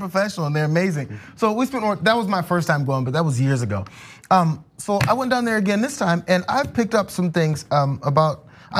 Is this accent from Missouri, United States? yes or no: yes; St. Louis, Missouri, United States; I grew up in St. Louis, which is humid